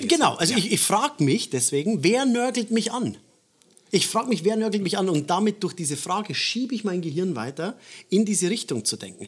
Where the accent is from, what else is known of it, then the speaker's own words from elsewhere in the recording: Bavaria, Germany; bei uns in Bayern